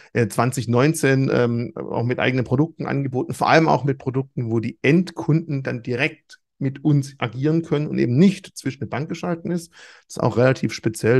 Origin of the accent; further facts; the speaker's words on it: Swabia, Germany; als Schwabe